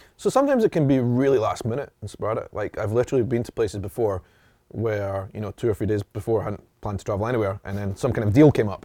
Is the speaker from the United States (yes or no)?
no; Edinburgh, Scotland, United Kingdom; I am from Edinburgh in Scotland, this Ed, Scotland's capital city